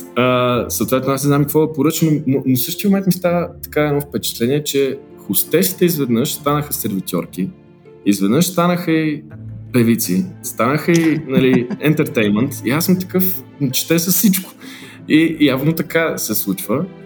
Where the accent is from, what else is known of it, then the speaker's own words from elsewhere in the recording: Bulgaria; moved away as an adult; also born or lived in Lisbon, Portugal / Geneva, Switzerland; now in United States; ние сме българи